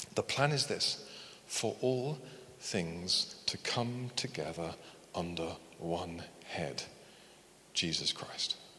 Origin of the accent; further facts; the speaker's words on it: United Kingdom; we're very British